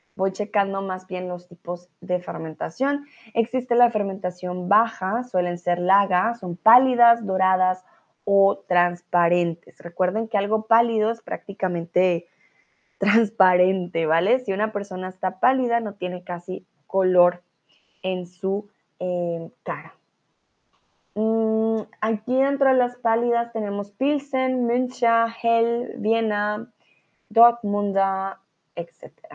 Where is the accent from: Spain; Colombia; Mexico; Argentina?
Colombia; now in Germany; yo soy de Colombia, soy tutora de español